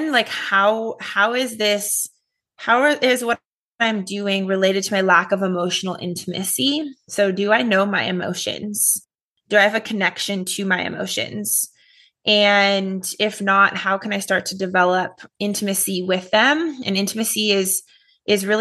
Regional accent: Los Angeles, California, United States; I grew up in Los Angeles, California

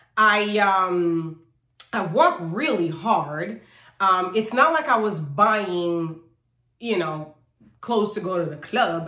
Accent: Haiti; also born or lived in New York; I actually was born in New York, but when I was six months old, we moved to Haiti. So I grew up there

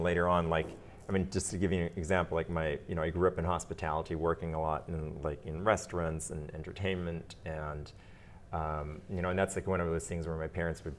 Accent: Germany; also born or lived in Belgium; now in United States; my parents are Austrian, but I was born in the United States and then grew up in Belgium and in Germany. And when I arrived in Belgium, I was the American. When I arrived in Germany, I was the Belgian, right?

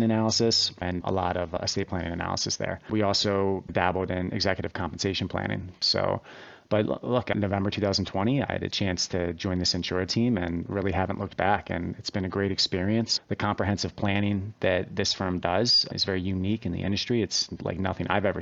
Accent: Wilmington, Delaware, United States; I grew up in Wilmington, Delaware

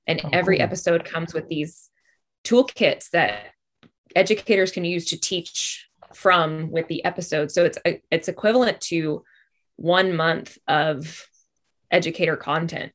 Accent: Alabama, United States; also born or lived in Los Angeles / Vancouver; now in Atlanta, United States; I'm from Alabama.

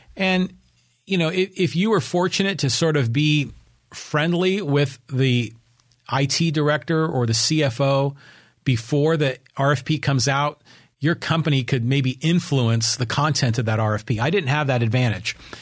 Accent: Burlingame, California, United States; now in Poway, United States; I was raised up in Burlingame.

